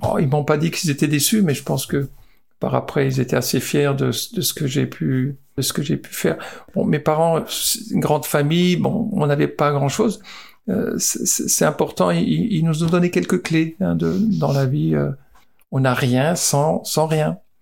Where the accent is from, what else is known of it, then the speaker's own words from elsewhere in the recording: Mommenheim, Grand Est, France; also born or lived in Bordeaux; je suis né euh, à Momenheim, un petit village euh, du, Bas-Rhin, et ma maison était à 50 mètres du terrain de foot